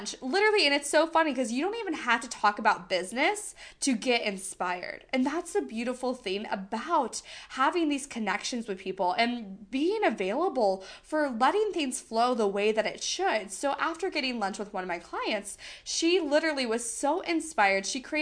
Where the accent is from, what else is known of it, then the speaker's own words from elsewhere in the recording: United States; accent: American; I am very much American. I have a very much American accent